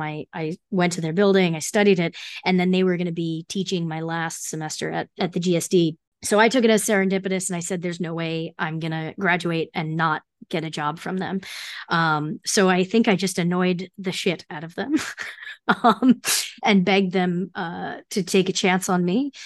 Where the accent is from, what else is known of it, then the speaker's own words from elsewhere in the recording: New Jersey, United States; I grew up in New Jersey, so I commuted into the city one day a week